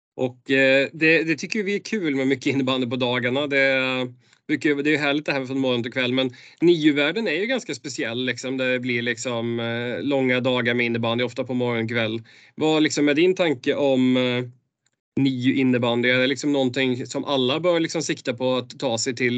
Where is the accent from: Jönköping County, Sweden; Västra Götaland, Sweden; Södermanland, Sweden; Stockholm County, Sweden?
Västra Götaland, Sweden; Borås; jag kommer ner från Borås-trakten där